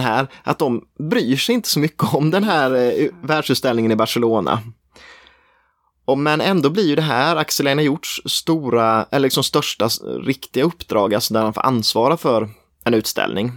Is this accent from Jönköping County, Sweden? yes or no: yes; Småland Highlands, near Nässjö, Jönköping County, Sweden; Bodafors ligger ju i småländska höglandet, nära där jag kommer ifrån, utanför Nässjö